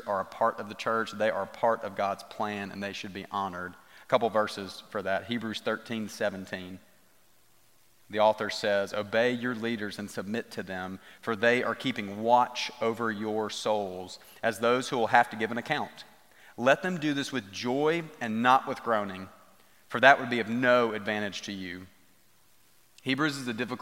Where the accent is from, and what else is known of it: United States